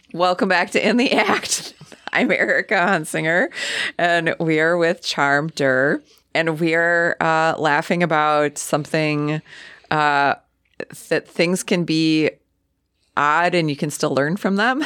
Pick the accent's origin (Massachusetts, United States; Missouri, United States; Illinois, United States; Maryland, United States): Illinois, United States; Chicago; now in Sheboygan County, United States; a transplant from Chicago